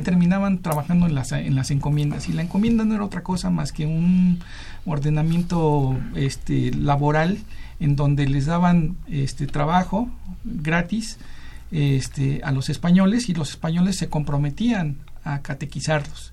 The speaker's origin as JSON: {"language": "Spanish", "country": "Mexico", "said": "lo que somos ahora los, mexicanos"}